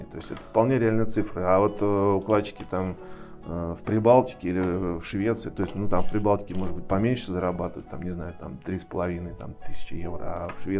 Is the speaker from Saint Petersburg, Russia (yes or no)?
no; Moscow, Russia; born there; А, ну, вообще я родился в Москве, закончил свой вуз в 89 году.